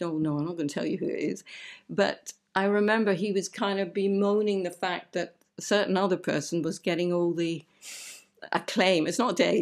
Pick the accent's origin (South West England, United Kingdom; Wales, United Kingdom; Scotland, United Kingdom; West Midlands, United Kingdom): Scotland, United Kingdom; Aberdeen; now in Romford, United Kingdom; I come from Scotland. I come from Aberdeen. And where I lived was so beautiful